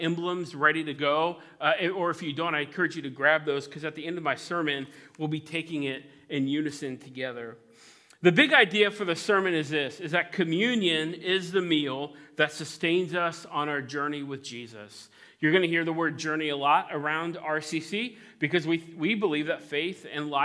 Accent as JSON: {"language": "English", "town": "Cincinnati", "region": "Ohio", "country": "United States", "moved": "yes", "lives_now": "New England, United States", "said": "I'm originally from Cincinnati"}